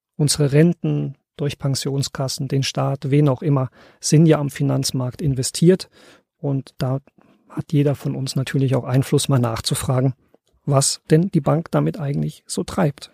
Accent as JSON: {"language": "German", "region": "East Germany", "country": "Germany", "tie": "born or raised there", "said": "ich bin selbst in der DDR groß geworden."}